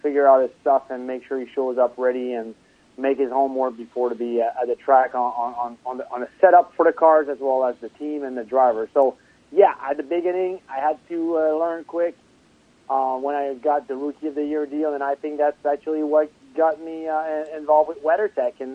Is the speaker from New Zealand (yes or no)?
no; Trois-Rivières, Quebec, Canada; born or raised there